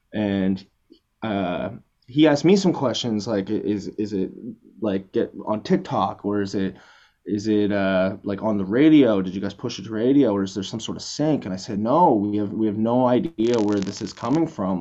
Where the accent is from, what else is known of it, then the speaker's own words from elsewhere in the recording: Canada; we're both both from Canada, Halifax and Toronto